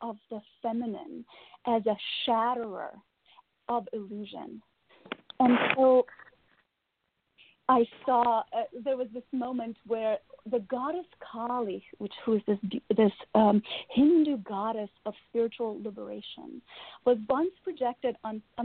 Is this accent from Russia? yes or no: yes; Russia; moved away; I was born and raised in Russia